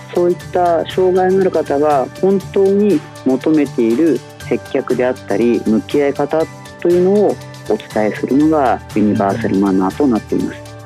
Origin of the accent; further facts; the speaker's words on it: Nakatsugawa, Gifu, Japan; also born or lived in Anjō, Aichi; 私はもともと愛知県の安城で生まれ岐阜県の中津川で過ごしましたが